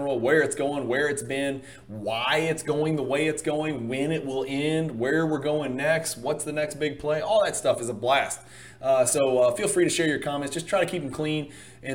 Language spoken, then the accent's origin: English; Louisiana, United States; I am from Louisiana